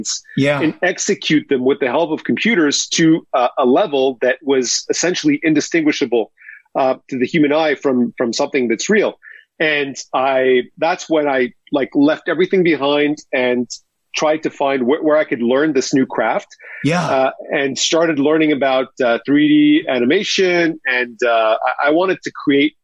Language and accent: English; Montreal, Quebec, Canada; I grew up in Montreal